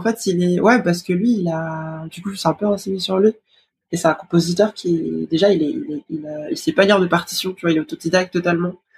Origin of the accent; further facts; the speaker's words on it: France; je suis née à, en France, mais dans une famille brésilienne, enfin, toute ma famille est brésilienne.